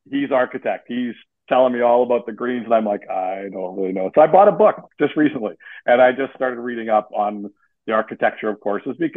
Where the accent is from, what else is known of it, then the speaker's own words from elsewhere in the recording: Western Canada, Canada; moved away as an adult; now in Eastern Canada; I grew up in Canada. I did. I grew up in Western Canada. I've migrated to Eastern Canada